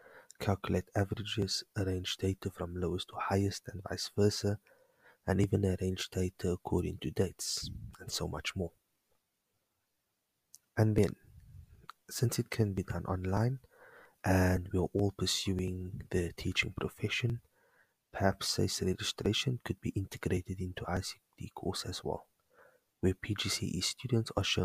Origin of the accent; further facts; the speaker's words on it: Cape Town, Western Cape, South Africa; I'm from Cape Town